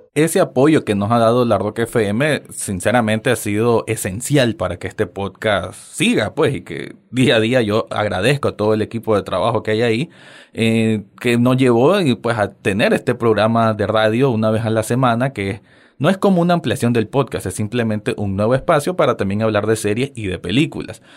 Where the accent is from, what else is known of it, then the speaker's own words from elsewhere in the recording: Nicaragua; me alegra mucho saber de que hay personas fuera de mi, de mi tierra